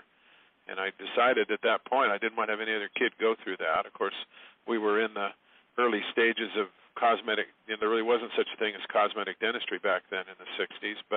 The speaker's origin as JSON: {"language": "English", "town": "San Diego", "region": "California", "country": "United States", "tie": "born or raised there", "moved": "yes", "said": "I grew up in San Diego, California"}